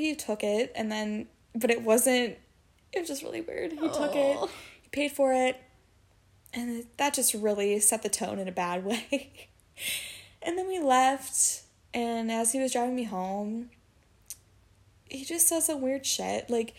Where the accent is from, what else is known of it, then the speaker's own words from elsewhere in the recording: Madison, Wisconsin, United States; moved away; I'm from Madison